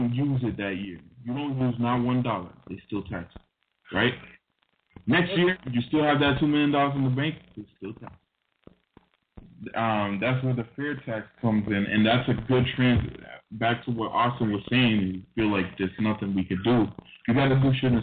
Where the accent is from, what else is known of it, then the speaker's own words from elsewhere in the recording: Dominican Republic; moved away; I'm from Dominican Republic